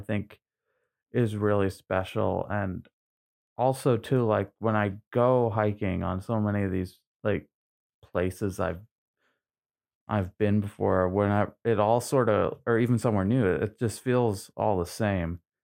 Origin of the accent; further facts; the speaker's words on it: Trenton, Maine, United States; also born or lived in Newfoundland; I grew up in Maine, I, I went to high school here in Maine